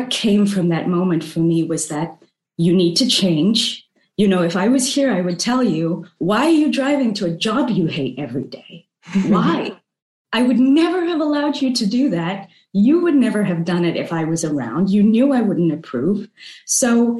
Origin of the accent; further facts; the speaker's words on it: South Africa; moved away as an adult; also born or lived in New York City; now in Hong Kong; I grew up in South Africa. You know, eventually I left, I traveled the world, and I ended up in New York City